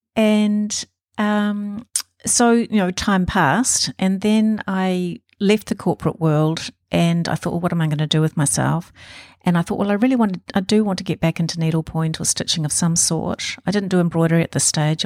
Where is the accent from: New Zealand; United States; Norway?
New Zealand; Auckland; I was born in Auckland